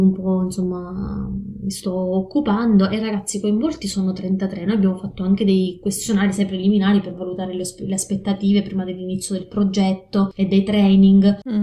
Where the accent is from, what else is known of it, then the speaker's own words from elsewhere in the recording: province of Catania, Sicily, Italy; moved away as an adult; also born or lived in Forlì, Italy; now in Mitrovica, Kosovo; Vivo in questo momento a Kosovska Mitrovica, quindi nel mm-hmm. nord del, del Kosovo, ma vengo dalla Sicilia, provincia di Catania